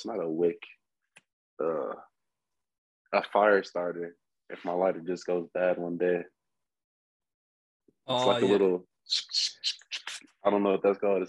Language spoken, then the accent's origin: English; Texas, United States; I'm from Texas.